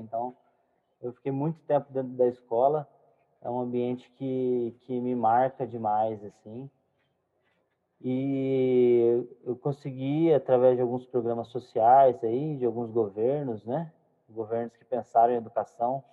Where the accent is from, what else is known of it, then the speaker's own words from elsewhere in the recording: south of Minas Gerais, Brazil; sou mineiro, né? Nascido no sul de Minas